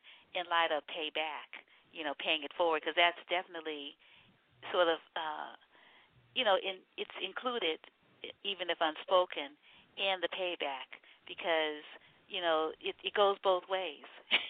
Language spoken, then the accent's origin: English; New Orleans, Louisiana, United States; my family's in the Gulf. I'm from New Orleans